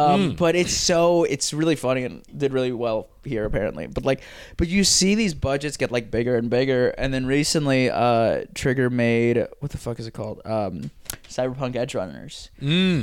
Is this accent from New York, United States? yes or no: yes; New York, United States; I live in New York. You know, and I'm from New York